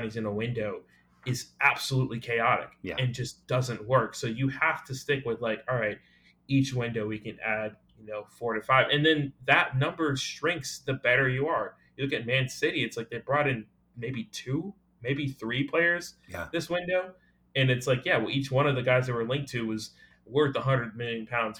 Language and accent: English; United States; I'm American